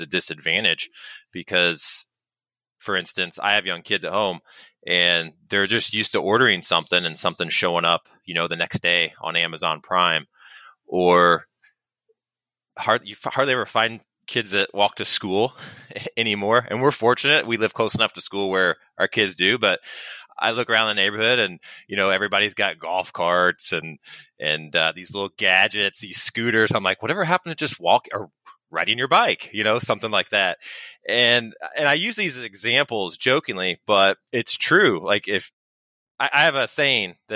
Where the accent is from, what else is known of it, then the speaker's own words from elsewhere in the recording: Indianapolis, Indiana, United States; also born or lived in Greenwood, Indiana; born and raised in Indianapolis, Indiana, although we live a little bit farther south in Indianapolis now, about 30 minutes south in the town of Greenwood